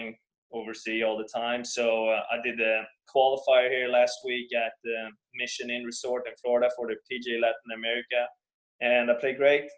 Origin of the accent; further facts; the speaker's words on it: Stockholm, Stockholm County, Sweden; I grew up in Sweden, Stockholm, Sweden